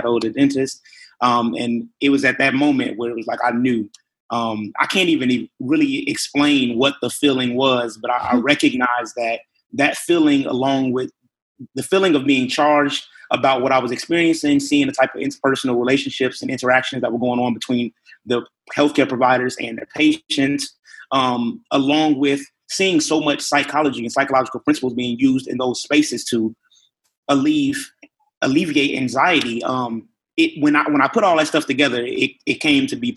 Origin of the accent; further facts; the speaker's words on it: Chicago, Illinois, United States; moved away; I'm originally from Chicago, Illinois